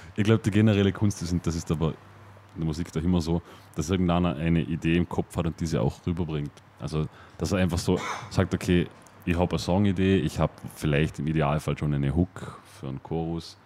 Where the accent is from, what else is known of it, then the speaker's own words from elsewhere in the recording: Vorarlberg, Austria; accent: Vorarlberger Dialekt; in unserem Vorarlberger Dialekt